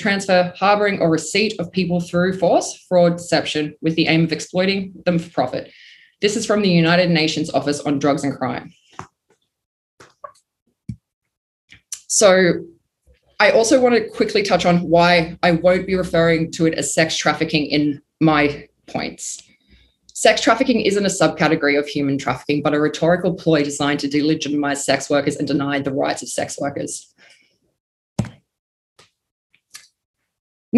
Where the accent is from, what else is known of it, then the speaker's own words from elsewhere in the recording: Melbourne, Victoria, Australia; I'm from Melbourne, Australia